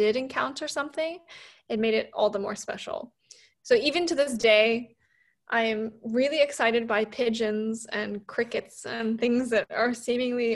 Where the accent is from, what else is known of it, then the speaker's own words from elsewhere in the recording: Beijing, China; now in London, United Kingdom; I grew up in Beijing in China